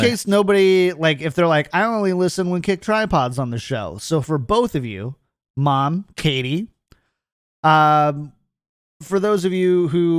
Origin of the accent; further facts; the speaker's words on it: California, United States; No, keto. I'm from California. We don't do bread anymore.